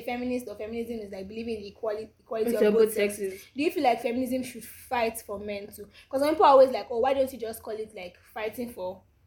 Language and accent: English; Nigeria; not because I'm African, not because I'm Nigerian.